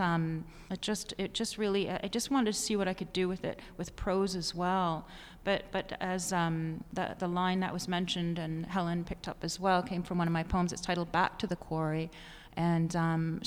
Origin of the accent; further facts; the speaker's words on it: Ridgeway, Ontario, Canada; also born or lived in Hamilton, Ontario / Grimsby, Ontario; I grew up in small town Ontario. I was born in Hamilton, and then we left Grimsby and we moved to this place called Ridgeway.